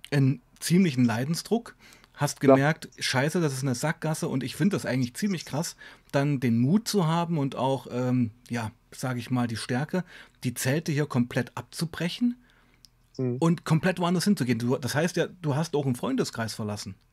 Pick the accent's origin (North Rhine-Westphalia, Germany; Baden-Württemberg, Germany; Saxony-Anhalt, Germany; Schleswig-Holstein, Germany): Saxony-Anhalt, Germany; Weißenfels; moved away; also born or lived in Leipzig; Kennst du Weißenfels? Na, ja, ne, aber sicher. Ja, gut, da komme ich ja her